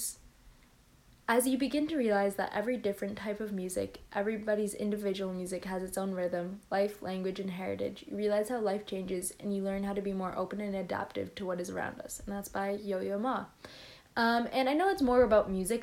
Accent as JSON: {"language": "English", "country": "Canada", "said": "I am Canadian."}